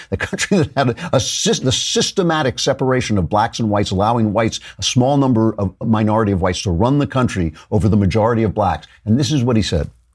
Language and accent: English; New York, United States; I'm from New York.